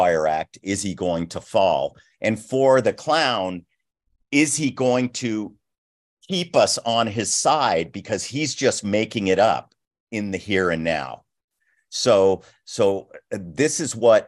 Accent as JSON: {"language": "English", "town": "Los Angeles", "region": "California", "country": "United States", "tie": "born or raised there", "said": "I was a brat from West LA."}